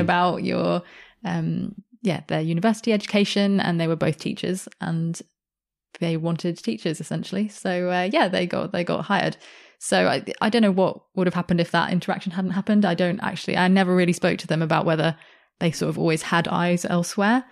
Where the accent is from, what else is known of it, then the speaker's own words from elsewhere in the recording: Sydney, New South Wales, Australia; I grew up in Sydney, which is a very multicultural city